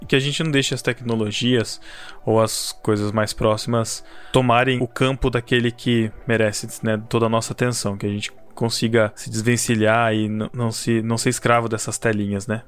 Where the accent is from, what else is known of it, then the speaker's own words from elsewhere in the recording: Botucatu, São Paulo, Brazil; Sou de Botucatu